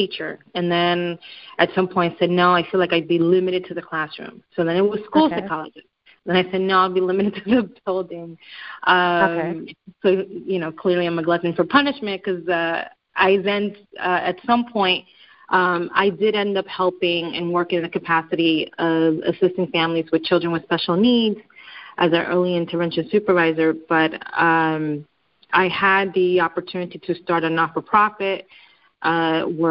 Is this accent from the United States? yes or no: yes; New York City, New York, United States; Growing up in New York City, more specifically in Washington Heights, it was and it is it's a little bit of pride, I have to say, to know that I grew up in this place